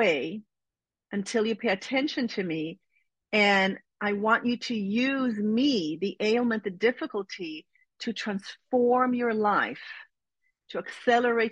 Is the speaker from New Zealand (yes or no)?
no; Israel; moved away as an adult; I'm born and raised in Israel